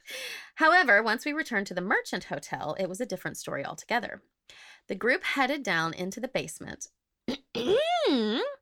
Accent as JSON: {"language": "English", "region": "Oklahoma", "country": "United States", "tie": "born or raised there", "moved": "yes", "said": "I grew up in Oklahoma"}